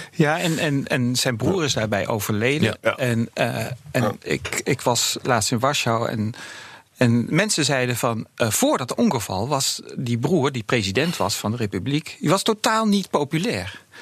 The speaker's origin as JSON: {"language": "Dutch", "town": "Breda", "region": "North Brabant", "country": "Netherlands", "said": "in Breda, waar ik vandaan kom"}